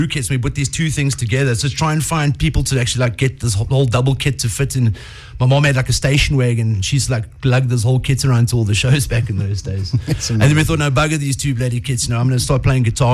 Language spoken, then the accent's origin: English; Welkom, Free State, South Africa; moved away; I come from the Free State, a little town called Velcom.